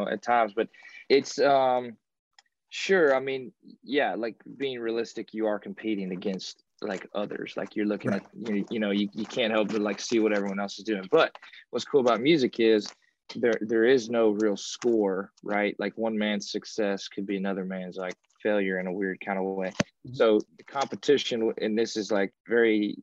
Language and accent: English; Kentucky, United States; I grew up in Kentucky and rural little place there